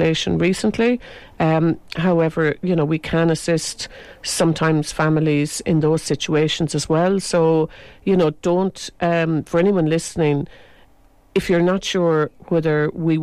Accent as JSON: {"language": "English", "country": "Ireland", "also_born_or_lived": "London", "accent": "Irish", "said": "as an Irish person to open your mouth because your accent would be heard."}